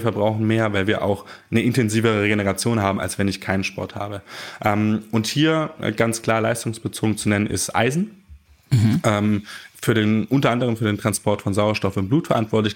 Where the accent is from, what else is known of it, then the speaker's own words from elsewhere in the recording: Germany; die wir als Deutsche zu uns nehmen